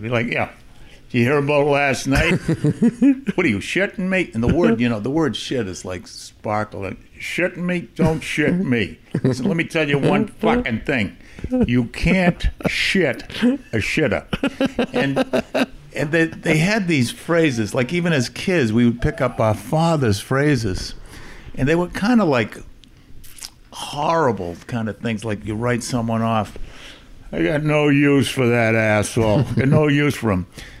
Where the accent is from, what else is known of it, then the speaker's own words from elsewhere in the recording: Boston, Massachusetts, United States; And the funny thing is, I grew up in Charlestown. And everybody thinks you're from Southie if you're a tough guy.